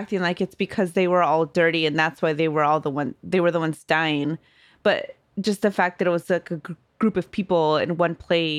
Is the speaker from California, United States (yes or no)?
yes; California, United States; Growing up in California with only more Latino, Latina people, Black people, Asian people, not a lot of white people until we moved to Modesto, right?